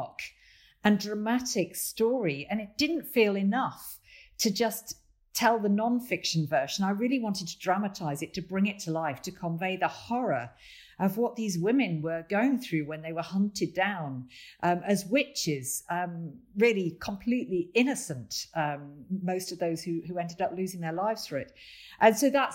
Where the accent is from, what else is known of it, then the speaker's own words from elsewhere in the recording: Lincoln, East Midlands, United Kingdom; Lincoln Castle, my hometown